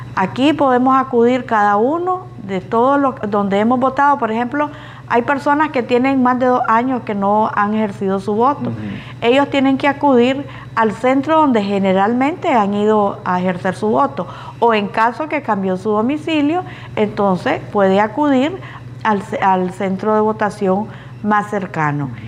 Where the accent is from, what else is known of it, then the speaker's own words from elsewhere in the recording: Nicaragua; nosotros como nicaragüenses